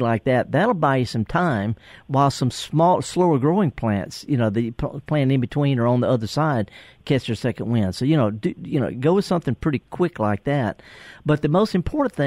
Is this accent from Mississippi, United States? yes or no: yes; Mississippi Delta, United States; I'm from the Delta